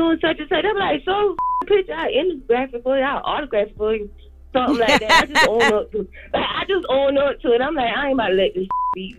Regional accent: Orangeburg, South Carolina, United States; I'm from South Carolina. I'm from Orangeburg, like a little small town.

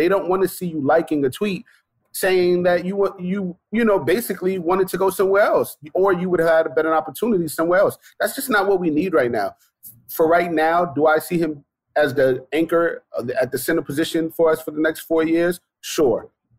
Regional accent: New York City, New York, United States; I'm from Brooklyn, born and raised.

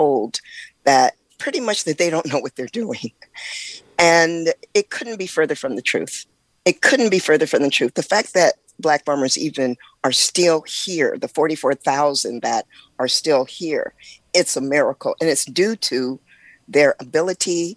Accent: California, United States; moved away as an adult; also born or lived in Oakland, California; now in Mississippi, United States; I am from California, born and raised in California, and I was currently living in Oakland

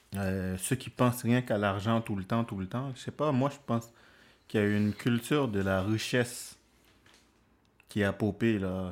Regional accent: Haiti; moved away; je suis haïtien, je viens des Caraïbes

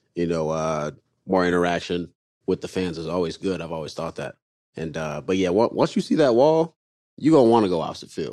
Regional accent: North Carolina, United States; I'm from North Carolina

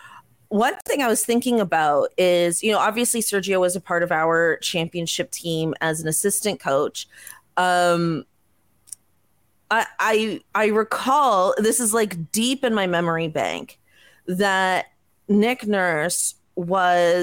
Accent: Canada; as a Canadian

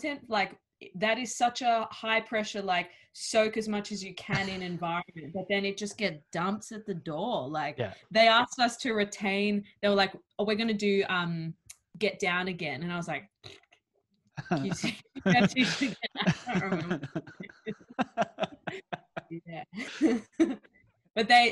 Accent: Australia; accent: Australian

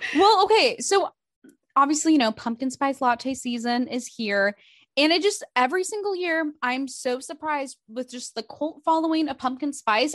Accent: Midwest, United States; moved away; I'm from the Midwest

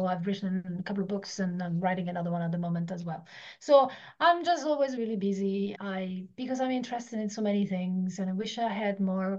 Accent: Italy; moved away as an adult; Yeah, so I'm Italian. So until I was 18, I lived in Italy.

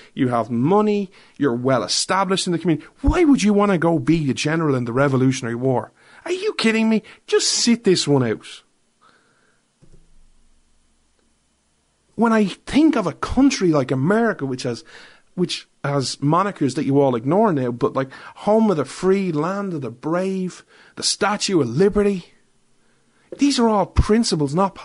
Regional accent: Ireland; I'm an Irishman

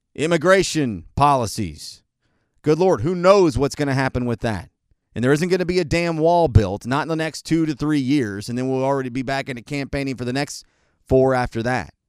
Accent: United States; I'm an American, Caucasian, heterosexual

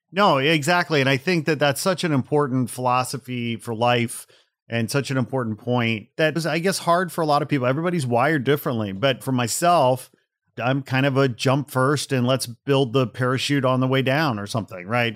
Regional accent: Portage, Indiana, United States; moved away; also born or lived in Gary, Indiana / northern Manitoba / Los Angeles; I grew up in a small blue-collar steel town called Portage, Indiana

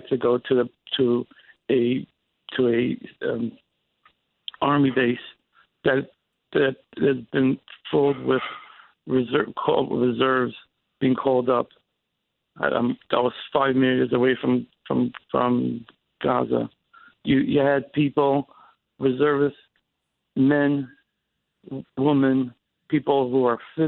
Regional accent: New York, United States; moved away; being a New Yorker

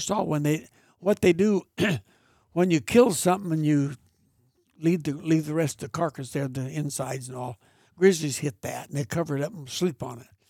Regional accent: Mariposa, California, United States; I was raised on Chowchilla Mountain Road out of Mariposa.

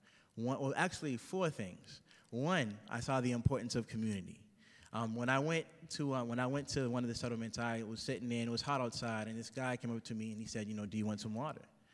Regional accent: Boston, Massachusetts, United States; I'm from Dorchester, Massachusetts. It's an inner city community in Boston. And I grew up there

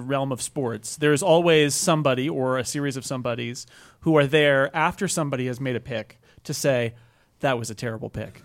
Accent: California, United States; I'm from California

